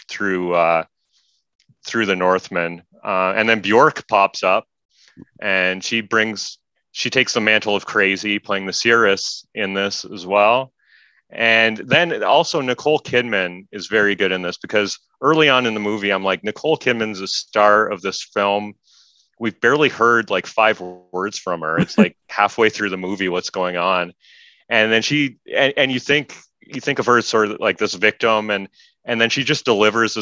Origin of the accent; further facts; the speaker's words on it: Stratford, Ontario, Canada; I grew up in Stratford, Ontario